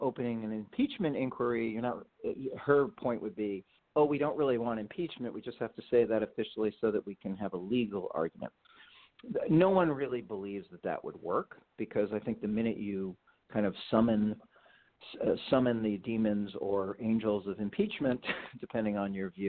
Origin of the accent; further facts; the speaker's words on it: New York City, New York, United States; also born or lived in Alabama; I come from New York City, and I was down in Alabama for a couple of years, and I went back to New York